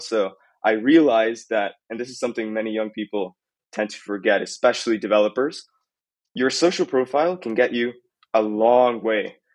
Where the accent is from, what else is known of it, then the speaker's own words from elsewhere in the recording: Italy; now in Costa Rica; I'm originally from Italy